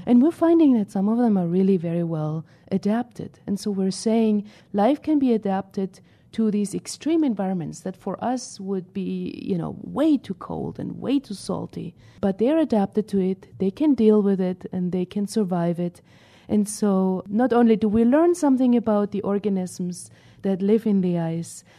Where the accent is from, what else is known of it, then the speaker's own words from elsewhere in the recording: Northern Germany, Germany; moved away; I grew up in Germany